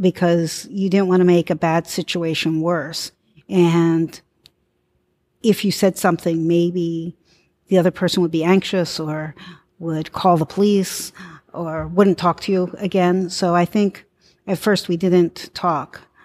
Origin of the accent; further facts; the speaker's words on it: Philadelphia, Pennsylvania, United States; I'm from Philadelphia, I work in the community